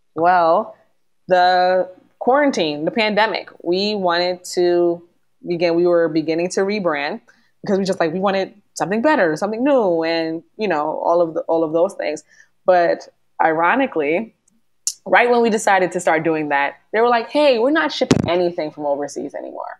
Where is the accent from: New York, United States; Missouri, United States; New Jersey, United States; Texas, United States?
New York, United States; because we're Northeasterners and I'm a New Yorker